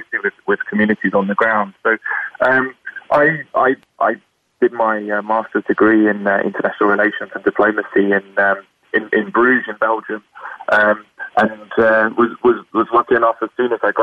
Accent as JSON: {"language": "English", "country": "United Kingdom", "tie": "born or raised there", "moved": "yes", "lives_now": "Washington, D.C., United States", "said": "as you can probably hear from my accent, I'm born and raised in the UK."}